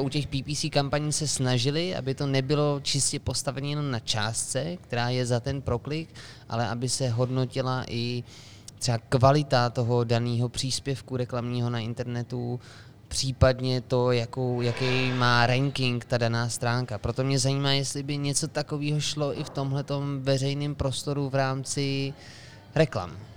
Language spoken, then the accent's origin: Czech; Czechia; my jako Češi